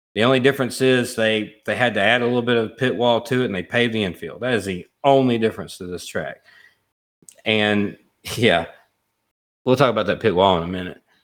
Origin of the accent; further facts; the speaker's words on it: Alabama, United States; I'm from Alabama, and I've been to Talladega a lot of times